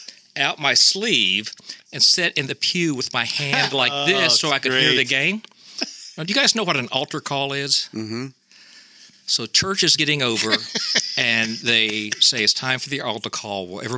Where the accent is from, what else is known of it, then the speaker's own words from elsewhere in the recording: Muncie, Indiana, United States; One of my earliest memories was laying in my bed in Muncie, Indiana